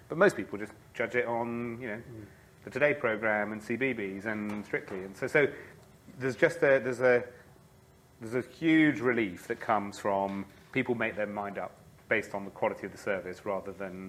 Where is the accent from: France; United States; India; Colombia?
France; So I grew up in France, I suppose is a good place to start. And one of the things about being an expat in France is you really looked to home.